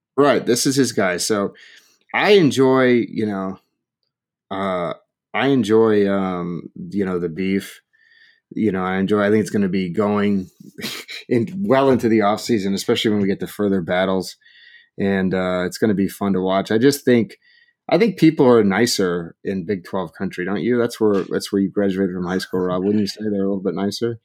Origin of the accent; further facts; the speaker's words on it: Oregon, United States; I grew up in Oregon